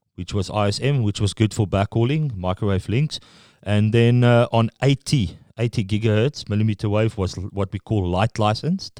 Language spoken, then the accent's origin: English; Pretoria, Gauteng, South Africa; first language Afrikaans; English is a second language; moved away as an adult; now in New Zealand; I'm from Pretoria, which is in Gauteng.